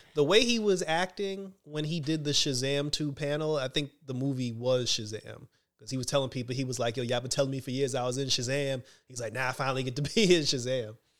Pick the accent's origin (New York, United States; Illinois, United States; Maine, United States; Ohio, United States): New York, United States; New York City; I grew up in Redfern